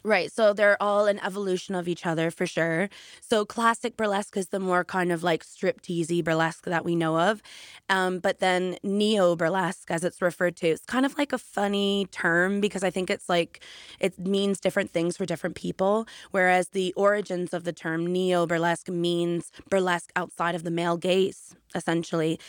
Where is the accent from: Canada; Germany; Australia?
Canada; moved away as an adult; now in United Kingdom; I'm originally from Canada, and after I graduated college for music theater, I did do a few amazing jobs in Canada